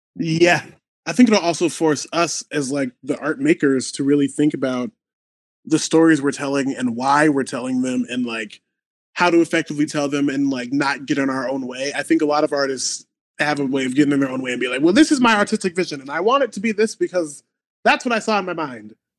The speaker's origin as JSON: {"language": "English", "town": "Omaha", "region": "Nebraska", "country": "United States", "moved": "yes", "lives_now": "Chicago, United States", "said": "I am from Omaha, Nebraska, live in Chicago, Illinois"}